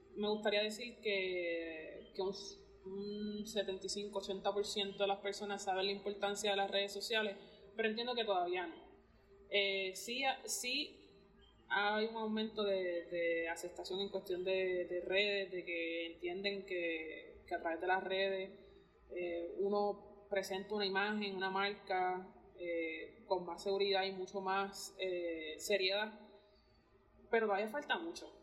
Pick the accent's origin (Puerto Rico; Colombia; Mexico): Puerto Rico